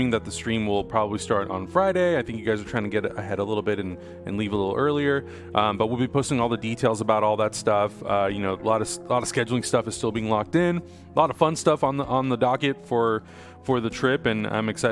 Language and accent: English; Canada; I'm Canadian, so you must like hockey by default, right?